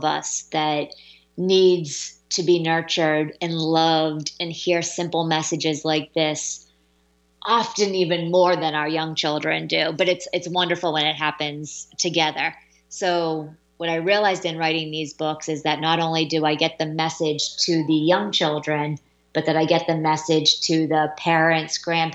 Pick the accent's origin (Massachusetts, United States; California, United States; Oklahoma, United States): Massachusetts, United States; moved away; my home state of Massachusetts